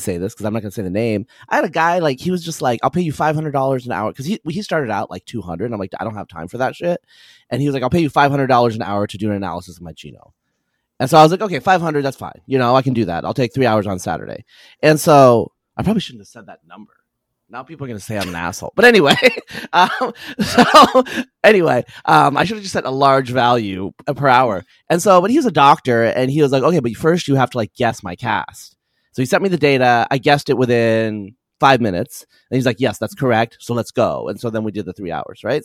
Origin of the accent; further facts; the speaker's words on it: Eastern Oregon, United States; I'm from Eastern Oregon